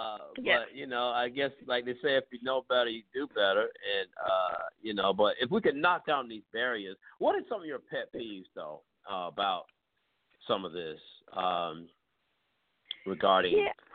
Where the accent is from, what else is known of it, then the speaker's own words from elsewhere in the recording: the South, United States; I grew up in the South